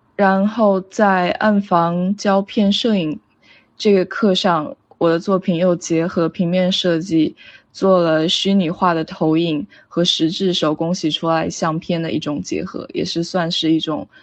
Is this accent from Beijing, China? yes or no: no; Shenzhen, Guangdong, China; moved away as an adult; also born or lived in Providence, Rhode Island, United States; 我出生于深圳，是一名正在学习中的平面设计师。呃，目前就读于罗德岛设计学院